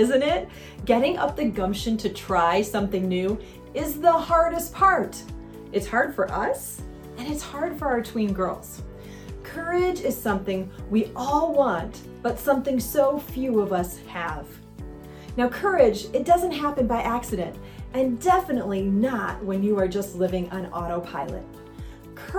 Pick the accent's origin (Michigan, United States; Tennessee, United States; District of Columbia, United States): Michigan, United States; now in Southern California, United States; I grew up in Michigan on a little inland lake called Higgins Lake.